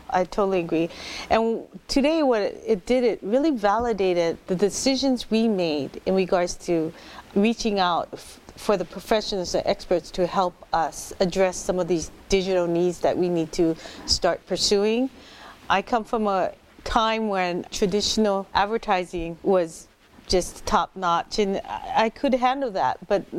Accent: Hawaii, United States; I also come from the lovely island of Oahu.

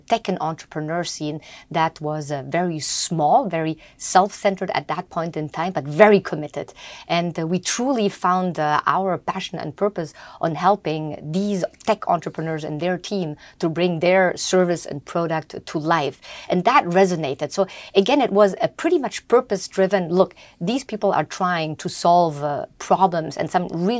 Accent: Germany; I grew up in Germany mostly. My passport is German.

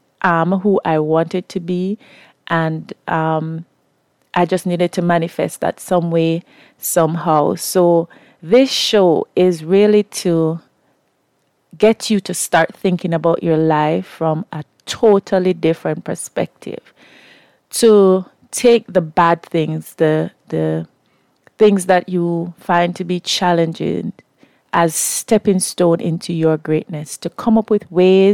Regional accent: Kingston, Jamaica; I am from Kingston, Jamaica. I was born in the inner city

